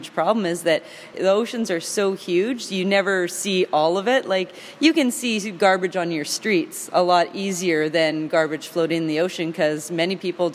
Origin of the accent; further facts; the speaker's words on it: Canada; also born or lived in Vancouver area / Campbell River, British Columbia; I'm always proud to travel as a Canadian